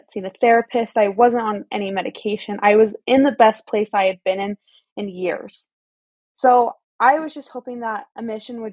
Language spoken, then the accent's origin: English; Pleasant Grove, Utah, United States; I was born and raised in Utah County